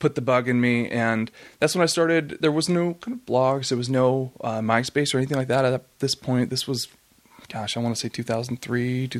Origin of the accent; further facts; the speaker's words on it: Port Orchard, Washington, United States; moved away; I grew up in the Pacific Northwest, about an hour west of Seattle, in a small town called Port Orchard